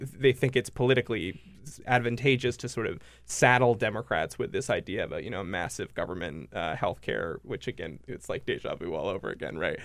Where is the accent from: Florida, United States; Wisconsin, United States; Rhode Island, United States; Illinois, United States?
Rhode Island, United States; I grew up in Rhode Island